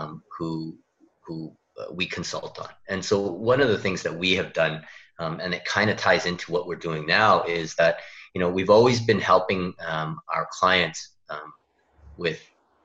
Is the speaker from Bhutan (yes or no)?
no; Canada; moved away as an adult; now in South Korea; I am actually a Canadian, kind of implanted into Korea now. I've been here for about 10 years.